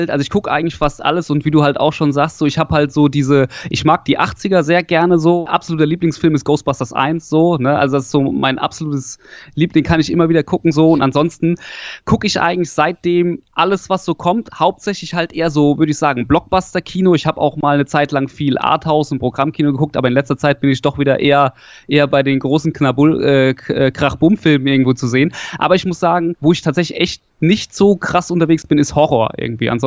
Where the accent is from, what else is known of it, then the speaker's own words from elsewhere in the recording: Hesse, Germany; Ich komme so aus der Nähe von äh, Darmstadt oder mittlerweile kann man ja sagen, Heppenheim kennt man ja wegen Vettel oder sowas. Das kennt man ja mittlerweile so. Also ich komme Südhessen.